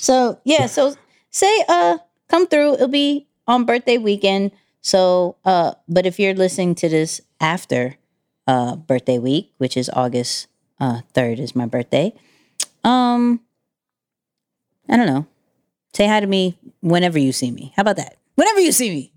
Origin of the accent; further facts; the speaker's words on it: New York, United States; I'm a New Yorker